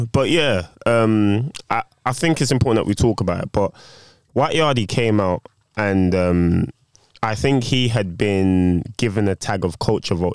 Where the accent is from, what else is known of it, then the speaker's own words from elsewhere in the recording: Jamaica; done secondary school there. All of my schooling has been done there. So, as far as I'm concerned, I'm Jamaican.